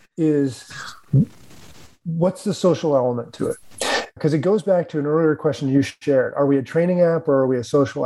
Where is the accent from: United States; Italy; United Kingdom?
United States; Reno, Nevada; I grew up in Reno, Nevada, and Greg LeMond was the hometown hero